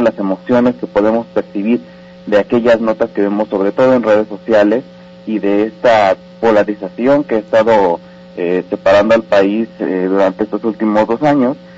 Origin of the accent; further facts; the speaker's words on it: Mexico; como propio ciudadano como propio mexicano